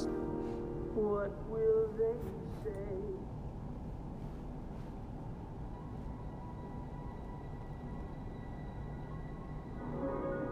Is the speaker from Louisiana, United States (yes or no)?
yes; New Orleans, Louisiana, United States; We moved from the East Bank in New Orleans